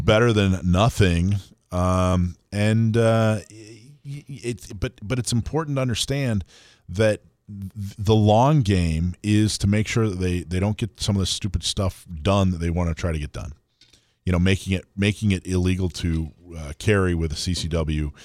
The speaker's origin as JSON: {"language": "English", "region": "North Florida", "country": "United States", "tie": "born or raised there", "moved": "yes", "said": "I grew up in North Florida, um, which you know is basically Lower Alabama, and in the mm-hmm. in the 80s, we moved there in the in the late in the early 80s"}